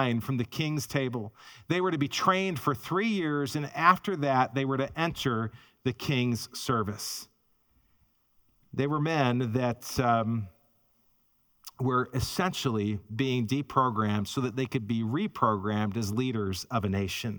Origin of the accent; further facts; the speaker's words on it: Chicago, Illinois, United States; now in Minnesota, United States; I grew up in the Chicago area.